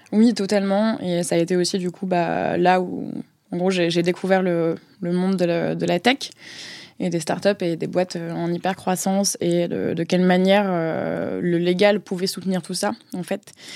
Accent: Marseille, Provence-Alpes-Côte d'Azur, France; moved away as an adult; also born or lived in Paris region / Scotland; now in Paris, France; j'ai 26 ans, j'habite à Paris, j'ai grandi à Marseille

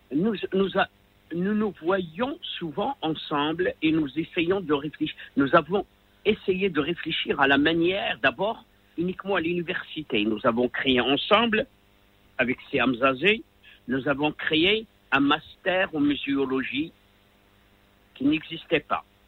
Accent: Rabat, Rabat-Salé-Kénitra, Morocco; je viens des bidonvilles de Rabat

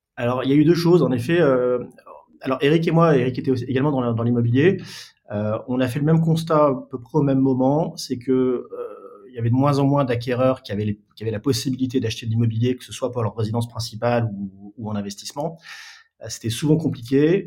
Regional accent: Lille, Hauts-de-France, France; now in Paris region, France; je suis originaire de Lille

